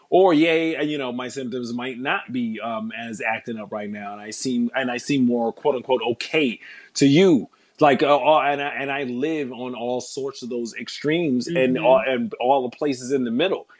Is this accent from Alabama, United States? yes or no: no; New York City, New York, United States; coming up in New York City